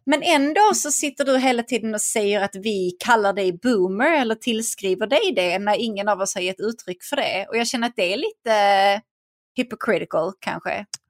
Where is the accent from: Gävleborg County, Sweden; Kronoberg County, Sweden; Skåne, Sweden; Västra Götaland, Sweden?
Skåne, Sweden; Vellinge; jag växte upp i Vellinge och gick i skolan där